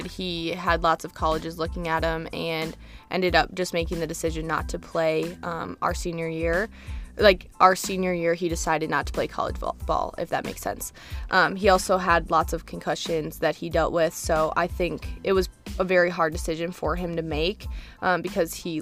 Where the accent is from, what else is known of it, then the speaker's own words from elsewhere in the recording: Marshfield, Wisconsin, United States; I was born in Marshfield, Wisconsin